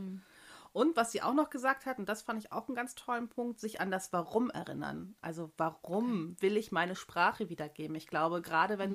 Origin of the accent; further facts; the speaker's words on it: Germany; moved away; Deutsche. Ich auch, ich auch.